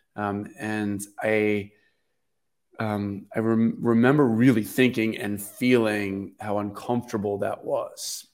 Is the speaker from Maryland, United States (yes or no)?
yes; Baltimore, Maryland, United States; we grew up in Baltimore City until I was twelve years old